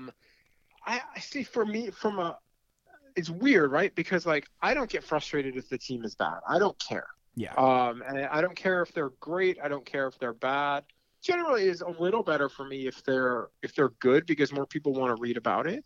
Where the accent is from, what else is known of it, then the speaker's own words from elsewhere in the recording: East Meadow, New York, United States; moved away; also born or lived in Detroit, Michigan; I grew up on Long Island